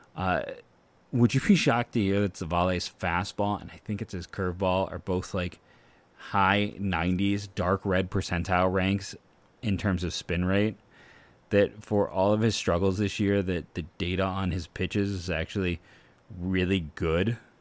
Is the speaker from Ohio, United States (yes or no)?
yes; Akron, Ohio, United States; I grew up on the Akron, University of Akron campus.